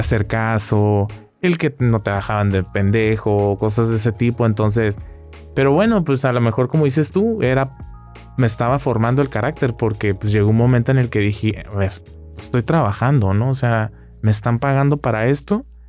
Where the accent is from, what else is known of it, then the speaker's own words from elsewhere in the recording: Rosarito, Baja California, Mexico; moved away; yo como parte de mi vida como rosaritense